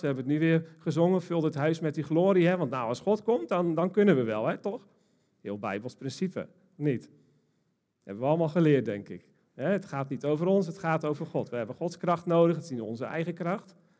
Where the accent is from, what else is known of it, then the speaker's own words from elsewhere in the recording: Almkerk, North Brabant, Netherlands; ik kom uit Almkerk